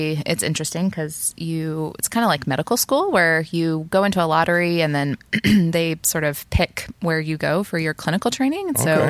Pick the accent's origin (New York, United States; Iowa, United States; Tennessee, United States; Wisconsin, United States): Tennessee, United States; Maryville; also born or lived in North Carolina / Johnson City; I grew up here in Maryville. Lived here the majority of my childhood and didn't move away until college. So my family still lives here, which has been really nice. But moved away, went to North Carolina for college and then Johnson City for grad school.